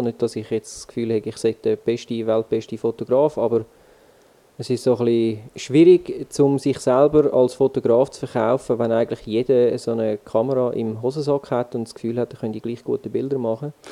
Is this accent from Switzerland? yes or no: yes; Switzerland; accent: Swiss German dialect; sicher Deutschschweiz und auf Schweizer Mundart